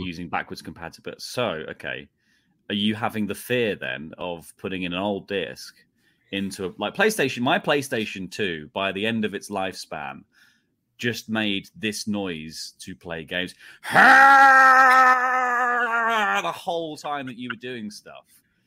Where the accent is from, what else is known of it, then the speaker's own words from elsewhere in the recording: United Kingdom; I'm British